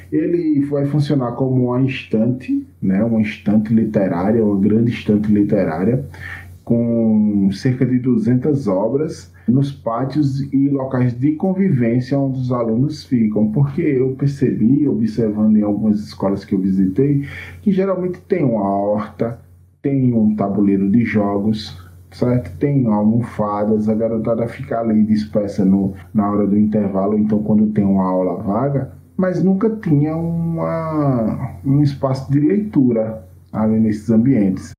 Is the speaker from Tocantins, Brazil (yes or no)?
no; Junqueiro, Alagoas, Brazil; now in Maceió, Brazil; eu nasci numa cidadinha chamada Junqueiro, né, aqui em Alagoas. Né? Eu não sou de Maceió mesmo, da capital. Hoje eu moro na capital